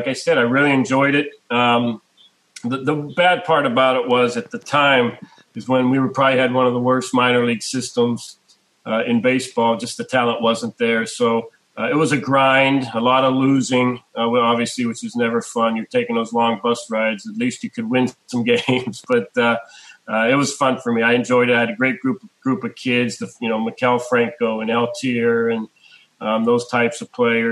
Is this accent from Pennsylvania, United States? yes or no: yes; Pittsburgh, Pennsylvania, United States; I'm from Pittsburgh